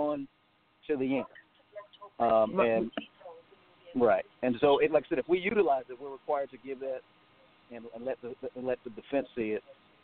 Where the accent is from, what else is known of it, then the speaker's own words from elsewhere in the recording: Goldsboro, North Carolina, United States; I was raised in Goldsboro. Graduated from Goldsboro High School